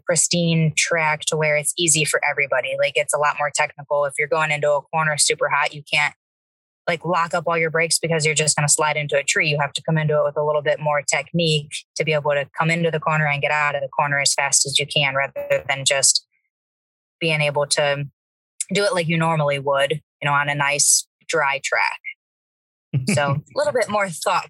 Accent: Ohio, United States; I am from Ohio

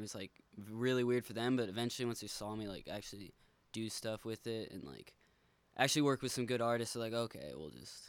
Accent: San Marcos, California, United States; I'm like from San Marcos here, like which is kind of the boonies of San Diego

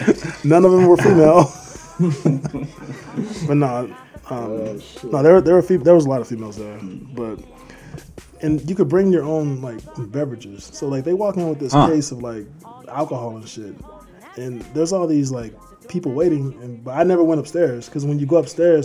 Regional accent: Oklahoma, United States; I'm from Oklahoma

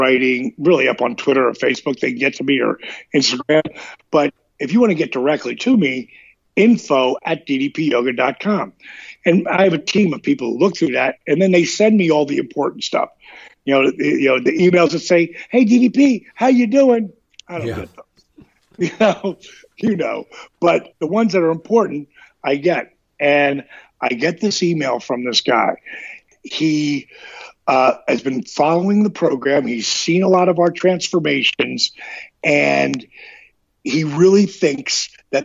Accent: New Jersey, United States; I was from Jersey

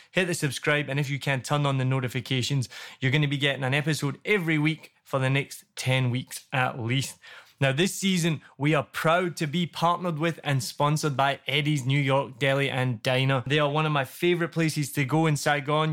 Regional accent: Scotland, United Kingdom; accent: Scottish; now in Vietnam; I'm Scottish

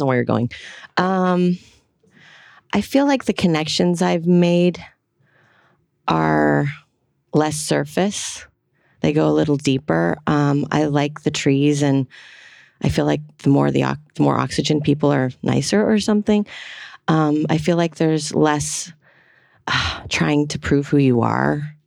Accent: Los Angeles, California, United States; moved away as an adult; now in Atlanta, United States; grew up in the valley. I'm a total valley girl. So San Fernando Valley

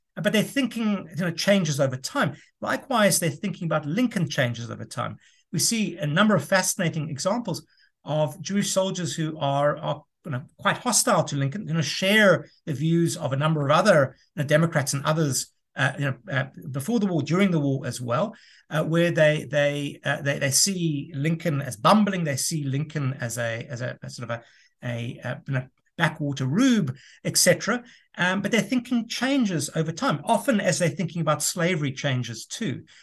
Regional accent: South Africa; moved away as an adult; also born or lived in United States; I'm originally from South Africa, returned to South Africa in, in twenty fifteen.

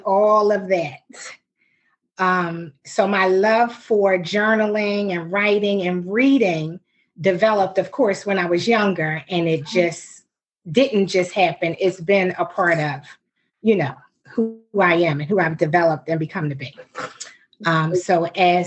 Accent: Philadelphia, Pennsylvania, United States; accent: North Philly; someone will still know by something that we say that we are from North Philly

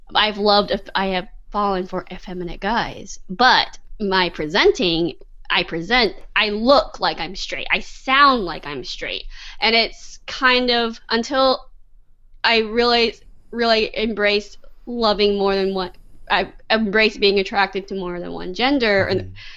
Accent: Texas, United States; I'm Texan. I grew up here in Texas. I grew up in the South.

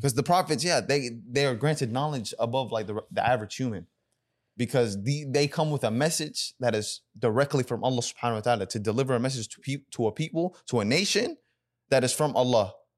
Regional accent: United States; I grew up in America, so my Sudanese identity was, was lacking at a time.

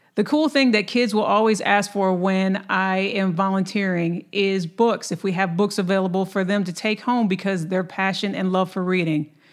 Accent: Lansing, Michigan, United States; now in Dallas, United States; my hometown of Lansing, Michigan

